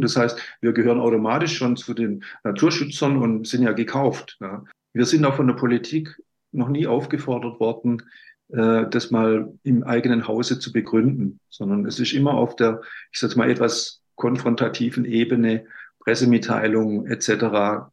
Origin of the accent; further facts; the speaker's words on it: Bavaria, Germany; moved away; also born or lived in Baden-Württemberg; ich bin ja in, in in Bayern sozusagen groß geworden, wissenschaftlich auch